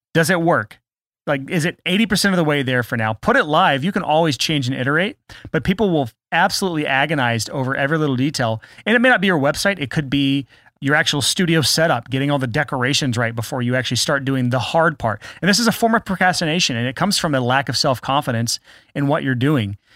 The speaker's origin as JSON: {"language": "English", "country": "United States", "said": "I'm American"}